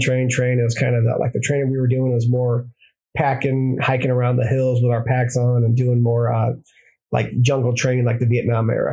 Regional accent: Granite City, Illinois, United States; moved away as an adult; now in San Diego, United States; I was in Granite City, Illinois. So I was born and raised in Illinois

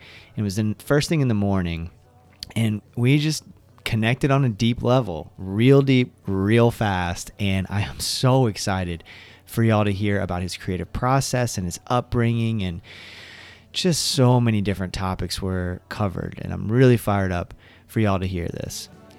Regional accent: Elizabethtown, Kentucky, United States; I'm from Elizabethtown originally.

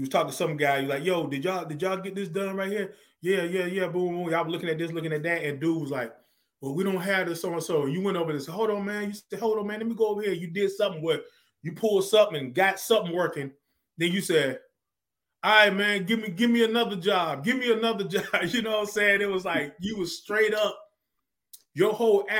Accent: Zebulon, North Carolina, United States; I'm originally from North Carolina. Zebulon, North Carolina is like 20 miles from Raleigh

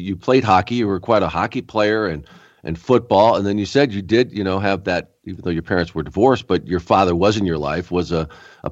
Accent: Rochester, New York, United States; I was born in Rochester.

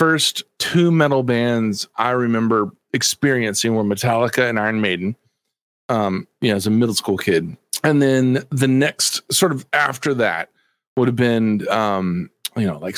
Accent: Texas, United States; also born or lived in Dallas-Fort Worth, Texas / New Orleans, Louisiana; I'm from Texas. Especially at the time I lived in the Dallas-Fort Worth area, you know, Dallas, Texas

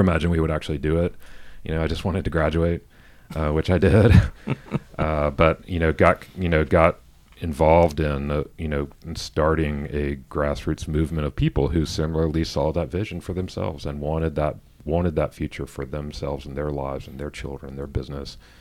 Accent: Atlanta, Georgia, United States; I grew up in Atlanta. I grew up in the suburbs

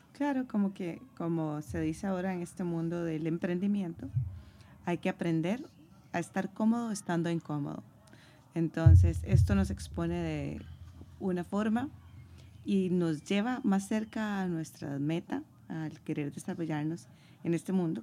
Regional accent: San José, Costa Rica; moved away as an adult; now in Madrid, Spain; Soy de San José, Costa Rica, el país del pura vida y tengo cinco años de estar viviendo en la Bella Madrid

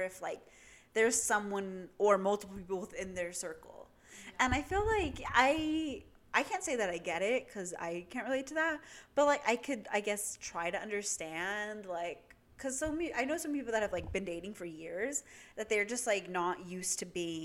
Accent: Southern California, United States; moved away as an adult; now in Northern California, United States; I'm from SoCal, like, and I'm gonna move back right after graduation

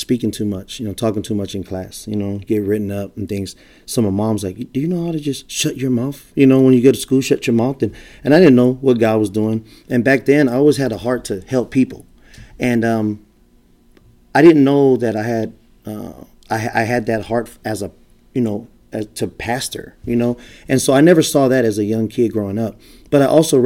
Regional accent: San Francisco, California, United States; moved away as an adult; also born or lived in Sacramento, California; now in Las Vegas, United States; Born and raised in San Francisco, California.

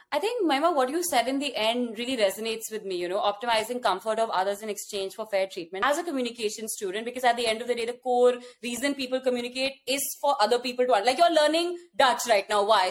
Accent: India; born or raised there; accent: Indian; moved away as an adult; also born or lived in West Lafayette, Indiana / Los Angeles, California; now in United States

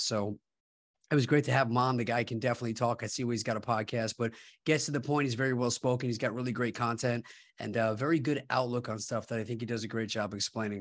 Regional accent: Long Island, New York, United States; my hometown of Long Island, New York

